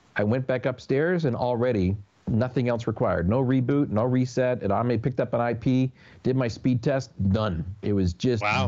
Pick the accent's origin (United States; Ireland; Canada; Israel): Canada; moved away; as a Canadian